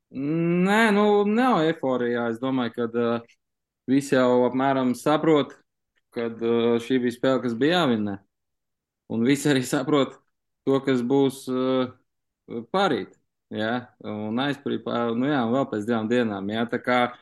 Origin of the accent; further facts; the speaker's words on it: Latvia; Mēs esam tomēr no Latvijas